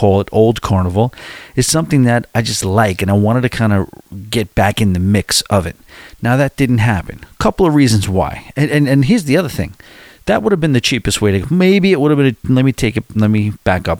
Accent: Long Island, New York, United States; accent: New York; You hear some, you know, some real serious Long Island accents where I'm from.

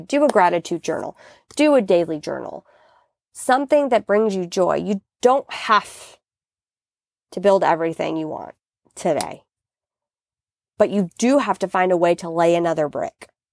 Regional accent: United States; as an American

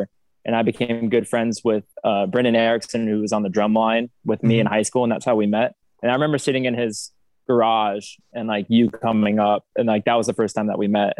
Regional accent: Overland Park, Kansas, United States; I was born in Overland Park as well. 5 minutes down the street from Addie

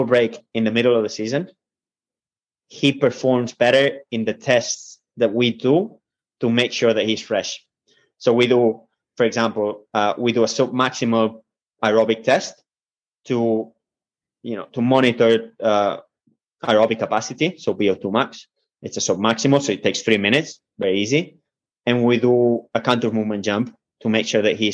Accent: Spain; moved away; I come from Spain

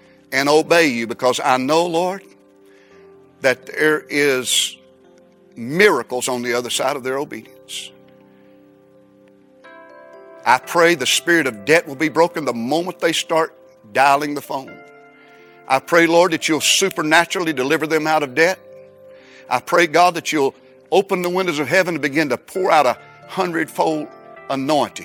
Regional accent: United States; I'm an American. I love America

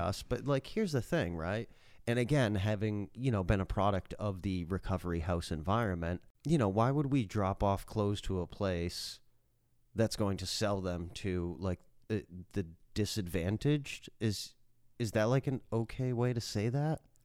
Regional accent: Massachusetts, United States; moved away; I'm from Massachusetts.

